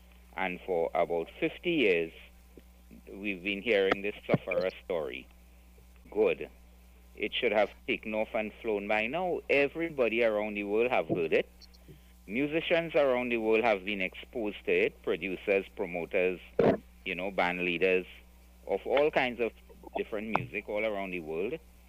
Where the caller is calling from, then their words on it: Penal, Trinidad & Tobago; I'm calling from Pinal.